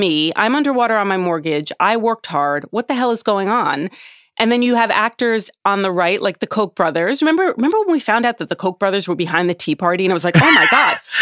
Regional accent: United States; as an American

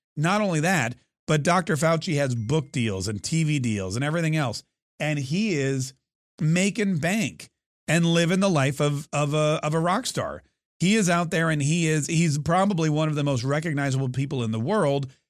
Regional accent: United States; as an American

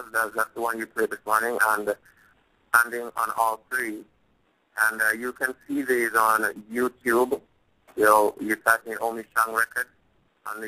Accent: Clarendon, Jamaica; I am originally from Clarendon, Macon, Clarendon. That's in Jamaica, beautiful island of Jamaica

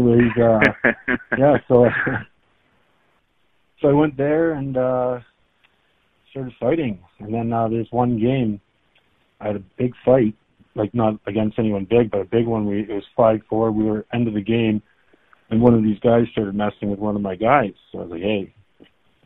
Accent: Milton, Ontario, Canada; I grew up in Milton, Ontario, just outside of Toronto

